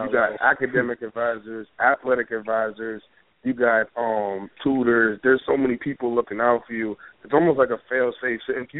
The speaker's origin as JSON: {"language": "English", "town": "Boston", "region": "Massachusetts", "country": "United States", "said": "Even though I'm from Boston, you know, you think about Maine, it's like, what is up there?"}